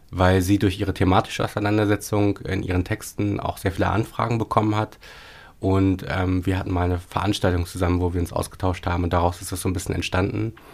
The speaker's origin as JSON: {"language": "German", "town": "Paderborn", "region": "North Rhine-Westphalia", "country": "Germany", "tie": "born or raised there", "said": "so acht Jahre lang in Paderborn, in äh, meiner Heimatstadt, eine Lesebühne."}